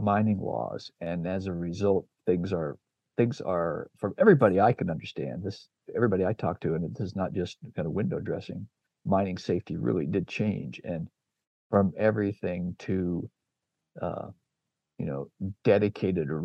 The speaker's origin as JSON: {"language": "English", "region": "Oregon", "country": "United States", "tie": "born or raised there", "moved": "yes", "lives_now": "Boise, United States", "said": "I grew up in Oregon and live in Boise"}